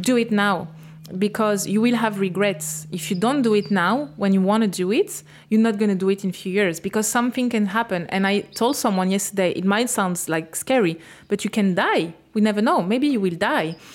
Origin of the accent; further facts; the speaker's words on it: France; English is a second language; moved away as an adult; now in Australia; I will come back to France